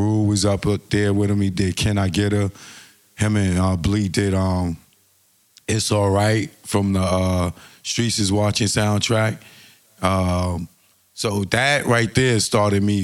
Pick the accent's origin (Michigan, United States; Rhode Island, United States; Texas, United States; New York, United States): New York, United States; New York City; I'm from Eden World Projects in the Bronx, which is 229th and Laconia